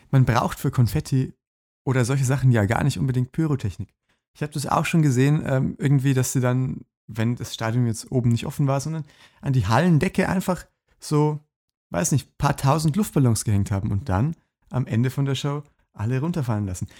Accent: Lower Bavaria, Germany; alle Dörfer, die im, im Umkreis von meiner Heimat so 20 Kilometer liegen

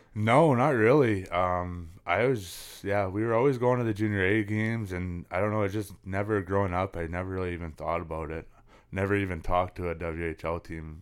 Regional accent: Lloydminster, Saskatchewan, Canada; also born or lived in Prince Albert, Saskatchewan / Big River, Saskatchewan; we ended by moving into Lloydminster where, yeah, I s, grew up and been living ever since

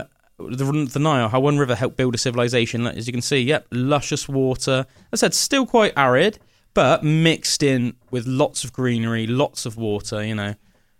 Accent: United Kingdom; But even as like British people, that, you know, our ancestors have been living here for thousands of years, most likely, we still do it.

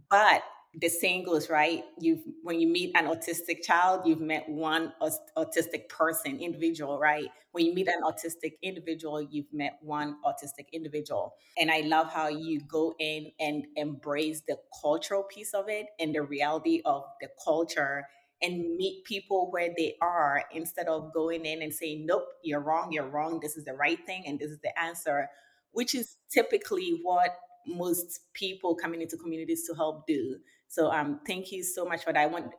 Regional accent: Accra, Greater Accra, Ghana; moved away; I was born and raised in Ghana, West Africa. I'm proudly Ghanaian.

